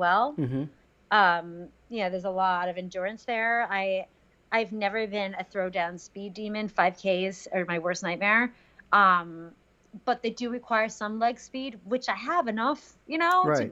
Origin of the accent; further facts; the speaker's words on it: Westchester, New York, United States; also born or lived in Queens, New York City; I'm from Westchester, from, you know, New York, born and bred.